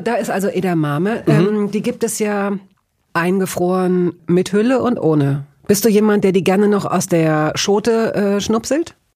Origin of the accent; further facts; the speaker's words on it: Hanover, Lower Saxony, Germany; in Hannover, wo ich aufgewachsen bin